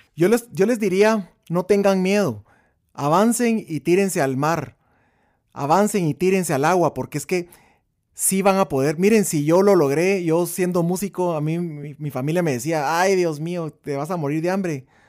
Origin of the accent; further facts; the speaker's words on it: Guatemala; somos banda de Guatemala